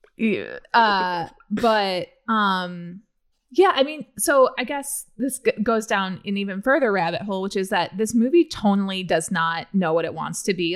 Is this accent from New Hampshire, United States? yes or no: no; Central Illinois, United States; I'm from Central Illinois